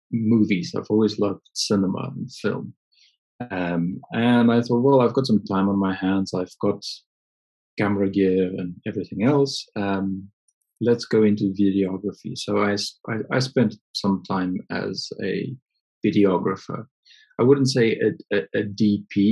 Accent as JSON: {"language": "English", "area": "near Johannesburg", "region": "Gauteng", "country": "South Africa", "tie": "born or raised there", "moved": "as an adult", "lives_now": "United Kingdom", "said": "I was born in South Africa near Johannesburg and grew up with an interest in photography from a very young age"}